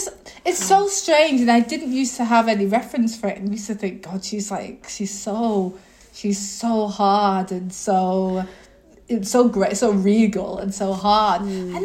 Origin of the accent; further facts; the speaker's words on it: England, United Kingdom; I was brought up in England, you know.